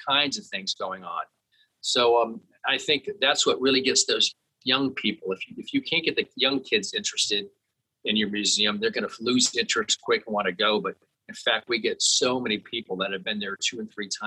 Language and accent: English; South Florida, United States; when I was a kid growing up in South Florida